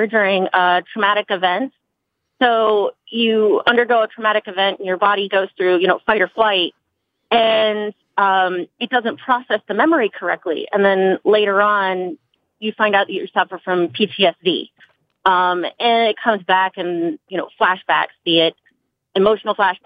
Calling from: Fredericksburg, Virginia, United States; I'm calling from Virginia.

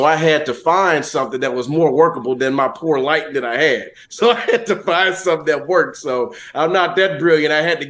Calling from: Portsmouth, Virginia, United States; Oh, actually, man, I'm in Virginia right now, Portsmouth, Virginia, man.

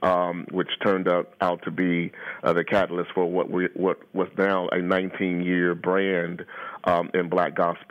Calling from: Detroit, Michigan, United States; Well, I'm calling you from Detroit this morning. I'm in Detroit.

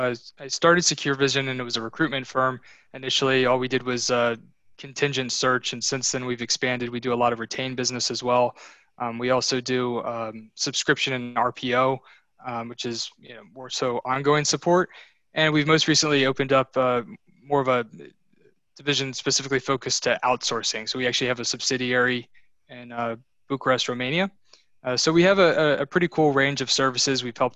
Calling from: Sterling, Virginia, United States; I'm in Northern Virginia, Sterling.

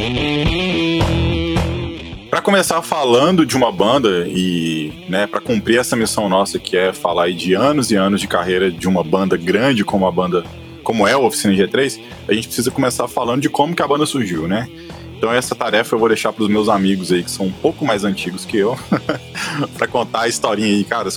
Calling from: Belo Horizonte, Minas Gerais, Brazil; eu falo de Belo Horizonte

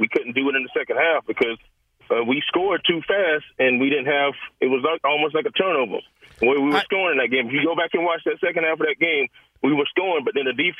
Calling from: Greenville, South Carolina, United States; I'm a Gamecock, and I'm calling from Greenville, South Carolina. I'm a Carolina Gamecock.

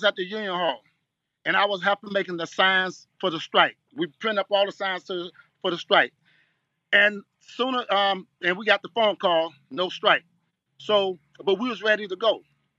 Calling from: Miami, Florida, United States; Me, I'm coming from Miami.

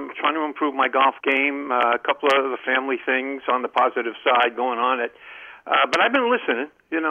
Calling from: Columbia, Maryland, United States; Hey, guys. … from Columbia

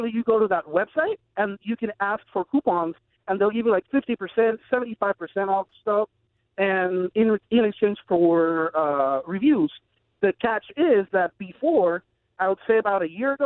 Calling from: Puerto Rico; I'm calling from Puerto Rico

